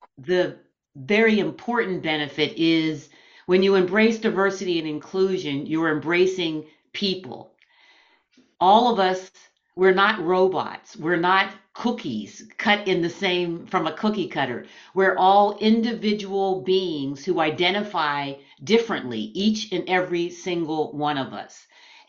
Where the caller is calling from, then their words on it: Schwenksville, Pennsylvania, United States; I am speaking from Schwanksville, Pennsylvania, which is about 35, 40 miles outside of Philadelphia, Pennsylvania.